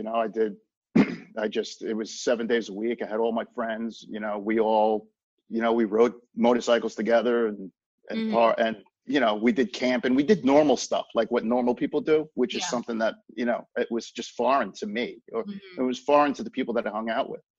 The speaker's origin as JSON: {"language": "English", "area": "Long Island", "region": "New York", "country": "United States", "tie": "born or raised there", "said": "I grew up on Long Island, so we had lacrosse when I was a kid"}